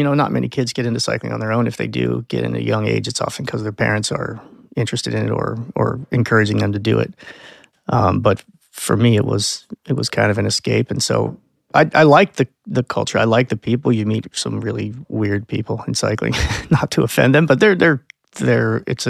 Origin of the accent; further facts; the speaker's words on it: Lancaster, Pennsylvania, United States; I grew up in Lancaster, Pennsylvania, as a Mennonite, fairly conservative family